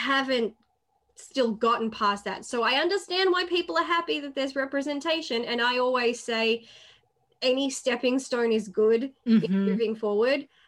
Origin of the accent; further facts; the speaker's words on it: Australia; I'm Australian. And the thing is, they know I'm Australian